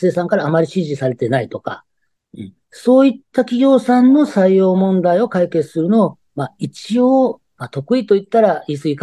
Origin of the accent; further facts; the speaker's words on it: Okayama, Japan; also born or lived in Kansai; まあ、育ちは育ちですけど、学校はね、関西の方行ってたんですけど、はい。で、こっち帰ってきて、もう、あの、勤めてる時は、あの、岡山にはいませんでした、ちょっとの間は。